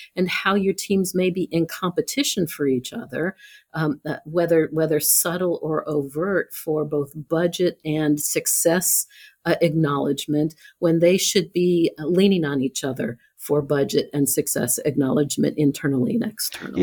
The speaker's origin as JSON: {"language": "English", "town": "Columbus", "region": "Ohio", "country": "United States", "tie": "born or raised there", "said": "I grew up in Columbus"}